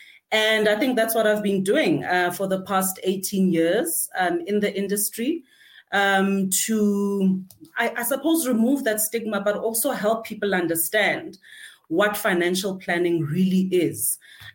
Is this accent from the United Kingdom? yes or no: no; Gauteng, South Africa; I'm a thoroughbred, Gauteng born from Togoza